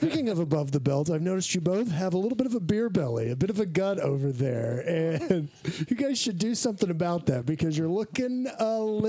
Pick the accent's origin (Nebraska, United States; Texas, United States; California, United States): Texas, United States; Austin; I'm from Austin